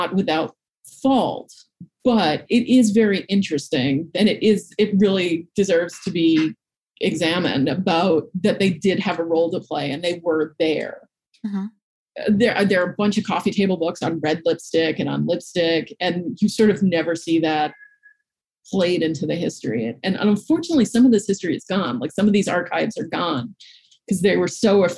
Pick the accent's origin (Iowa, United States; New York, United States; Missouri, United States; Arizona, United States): New York, United States; New York City; I grew up in Manhattan